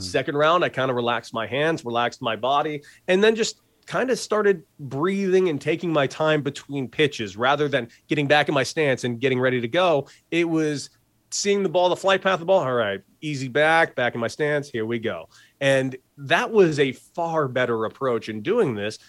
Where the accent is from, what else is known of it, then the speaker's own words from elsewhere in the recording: Santa Monica, California, United States; a lot of stuff taking place in my hometown of Santa Monica